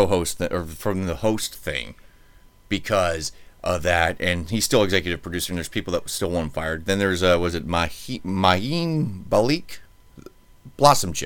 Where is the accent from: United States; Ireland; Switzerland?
United States; I'm an American, therefore I'm a mutt. And my family's been over here several generations.